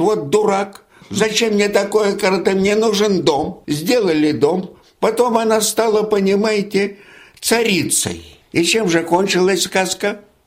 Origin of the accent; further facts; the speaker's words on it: Imenitsy, Leningrad Oblast, Russia; also born or lived in Kingisepp / Brandenburg an der Havel, Germany; now in Yasny, Russia; моя деревня Именицы, где жила моя мама